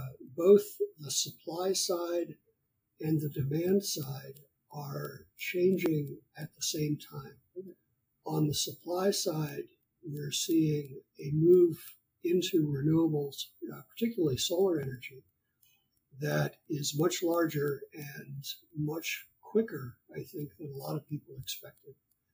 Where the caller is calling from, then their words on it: Burbank, California, United States; I am recording this from Burbank, California in the United States.